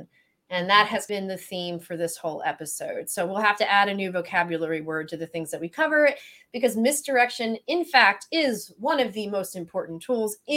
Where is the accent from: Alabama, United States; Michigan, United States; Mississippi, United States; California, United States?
Mississippi, United States; accent: Southern; moved away; also born or lived in Florida / Syracuse; I grew up in Mississippi.